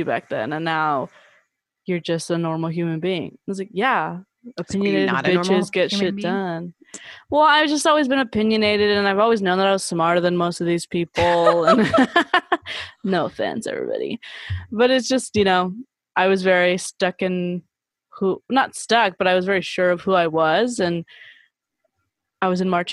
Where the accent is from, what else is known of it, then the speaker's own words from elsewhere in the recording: Downey, California, United States; moved away; going back to my hometown because I'm not that far removed. I'm headed towards the 10-year anniversary point, but still there's a lot of people that stayed in Downey, California